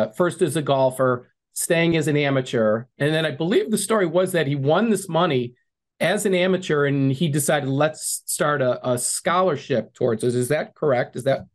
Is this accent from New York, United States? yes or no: no; Chicago, Illinois, United States; born or raised there